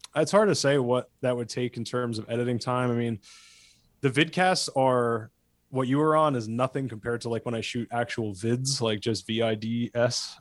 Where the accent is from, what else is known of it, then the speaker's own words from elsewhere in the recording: New Jersey, United States; moved away; I grew up in Jersey suburbs and not, like, close to the city, hip Jersey suburbs.